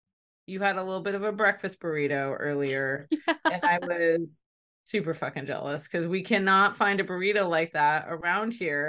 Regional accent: California, United States; I grew up in Northern California, just north of San Francisco.

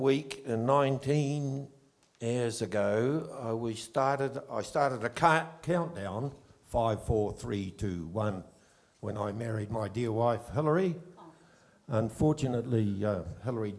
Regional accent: Gore, Southland, New Zealand; moved away as an adult; now in Middlemarch, New Zealand; I was born in Gore

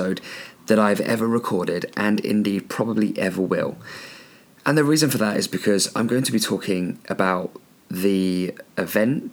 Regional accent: Andover, South East England, United Kingdom; also born or lived in New Zealand; Andover. That's where I live. That's my hometown.

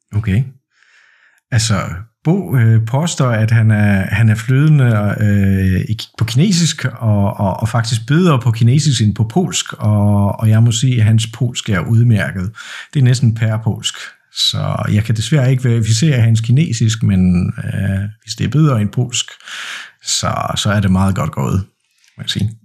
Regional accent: Poland; jeg er født og opvokset i Polen, og jeg bor i Poznan

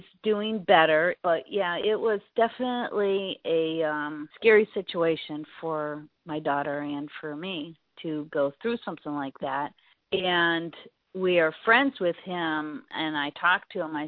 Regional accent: Bristolville, Ohio, United States; moved away as an adult; also born or lived in Florida; I was born in Bristolville, Ohio, a small town, probably about an hour south of Cleveland. Lived there for over 32 years and then moved to Florida for a while.

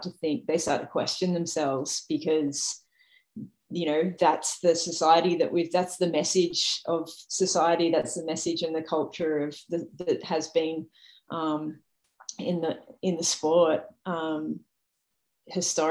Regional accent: Sydney, New South Wales, Australia; raising my profile as an athlete in my hometown

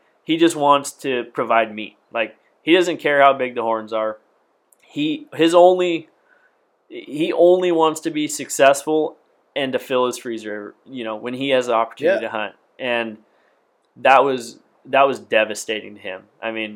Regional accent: Washington, United States; I'm from Washington.

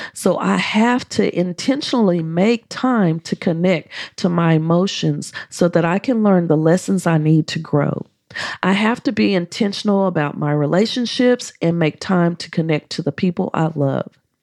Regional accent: United States; accent: American; My American accent

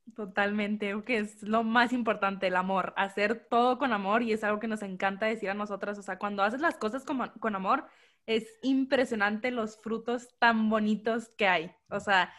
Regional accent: Hermosillo, Sonora, Mexico; Orgullosamente sonorense

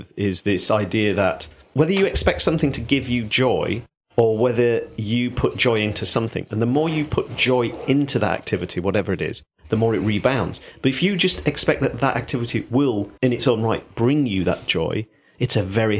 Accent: Yorkshire and the Humber, United Kingdom; accent: Yorkshire; Don't know why I'm hamming up my Yorkshire accent with this.

